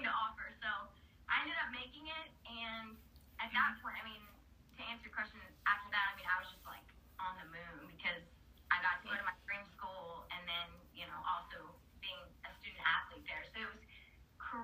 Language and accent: English; Southern Indiana, United States; I'm from Southern Indiana, so everyone that I know usually from a high school like goes to IU